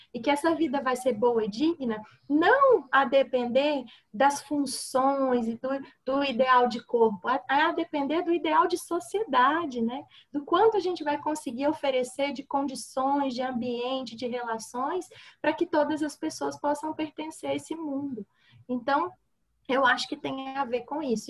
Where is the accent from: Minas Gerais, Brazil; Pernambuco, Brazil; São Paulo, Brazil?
Minas Gerais, Brazil; Sou mineira